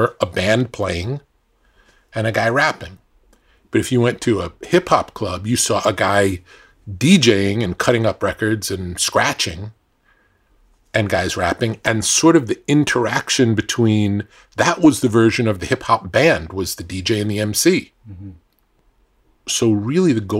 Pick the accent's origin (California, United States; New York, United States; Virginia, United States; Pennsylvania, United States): New York, United States; growing up in New York